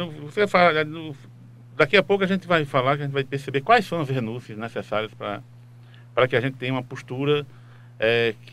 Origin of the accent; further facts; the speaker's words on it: Timbaúba, Pernambuco, Brazil; Eu nasci em Timbaúba, então eu